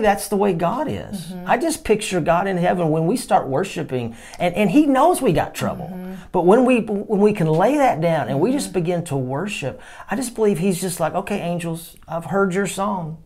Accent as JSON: {"language": "English", "region": "Texas", "country": "United States", "said": "I'm from Texas"}